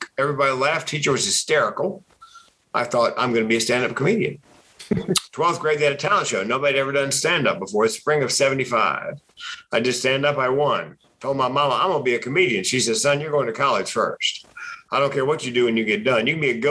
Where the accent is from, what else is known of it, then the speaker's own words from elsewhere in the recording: Raleigh, North Carolina, United States; Raleigh, North Carolina.